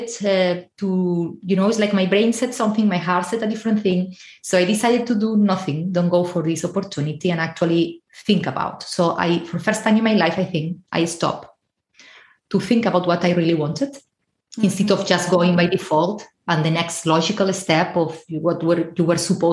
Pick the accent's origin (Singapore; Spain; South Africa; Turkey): Spain; moved away as an adult; now in Ireland; I'm originally from Spain, but I'm currently living in Ireland